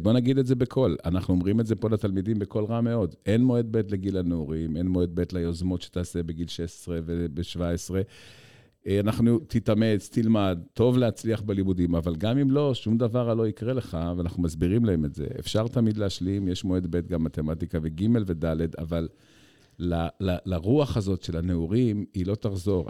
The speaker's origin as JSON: {"language": "Hebrew", "town": "Haifa", "region": "Haifa District", "country": "Israel", "tie": "born or raised there", "said": "אני בתור ילד שגדל בחיפה של שנות ה-70"}